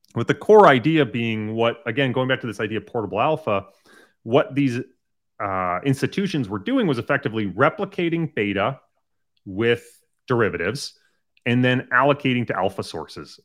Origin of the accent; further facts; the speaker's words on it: Massachusetts, United States; I grew up, um, in a small town in Massachusetts